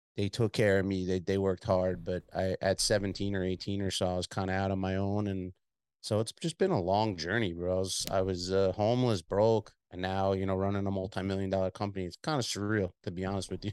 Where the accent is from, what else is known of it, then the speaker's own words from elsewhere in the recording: Long Island, New York, United States; accent: Long Island, New York City; I'm from Long Island, so I have a, I'm a spin kinda, like, merged into a Long Island, New York City accent over the years